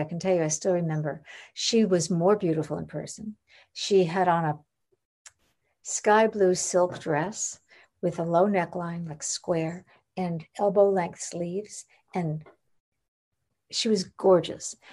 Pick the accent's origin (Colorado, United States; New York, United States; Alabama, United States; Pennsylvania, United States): New York, United States; Long Island; I grew up in New York, I mean, on Long Island, but in, in New York